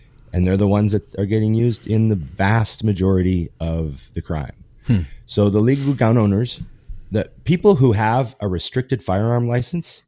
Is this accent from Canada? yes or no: yes; Canada; as a Canadian